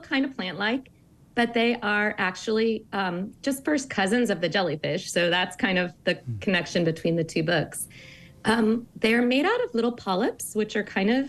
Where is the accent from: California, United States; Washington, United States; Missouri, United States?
Missouri, United States; St. Louis; I grew up really landlocked in Missouri and St. Louis